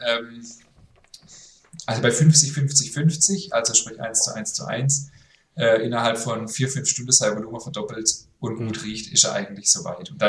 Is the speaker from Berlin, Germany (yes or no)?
yes; Berlin, Germany; now in Düsseldorf, Germany; Aber seht es mir nach, ich bin Berlinerin und lebe inzwischen in Düsseldorf.